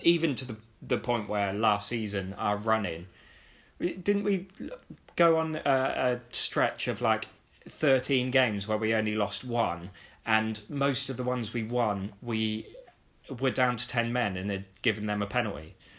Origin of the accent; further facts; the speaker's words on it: Oxford, South East England, United Kingdom; I'm an Oxford fan because I'm from Oxford